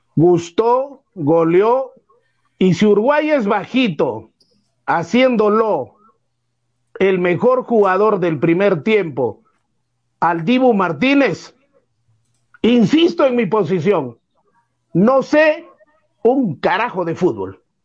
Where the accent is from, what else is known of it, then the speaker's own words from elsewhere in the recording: Peru; soy peruano